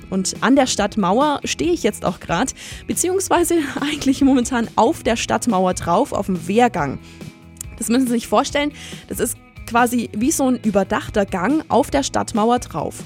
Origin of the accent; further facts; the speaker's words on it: Allgäu, Germany; bei uns im Allgäu